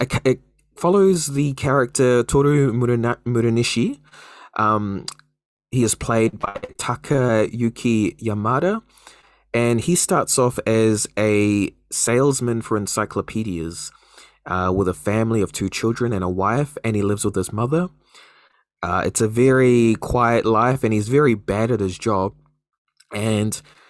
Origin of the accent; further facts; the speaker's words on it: New Zealand; a Kiwi